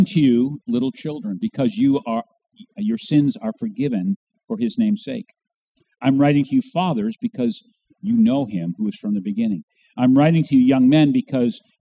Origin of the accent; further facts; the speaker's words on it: New Hampshire, United States; also born or lived in Warsaw, New York; I was born in Warsaw, New York, out halfway between Rochester and Buffalo, New York. But I really grew up here in New Hampshire